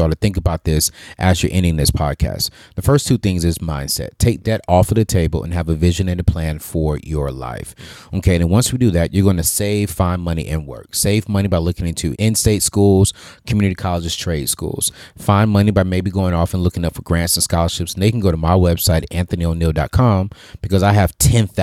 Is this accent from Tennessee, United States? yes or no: yes; Tennessee, United States; moved away; back in my home state, Tennessee